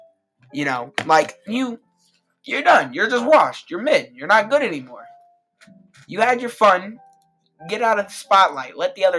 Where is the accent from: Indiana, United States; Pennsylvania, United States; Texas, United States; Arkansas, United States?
Indiana, United States; born or raised there